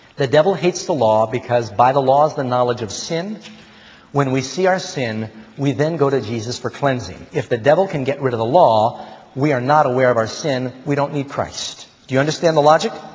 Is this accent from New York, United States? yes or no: yes; New York, United States; also born or lived in Burbank, California; I was born in Burbank, but I ended up growing up in Manhattan.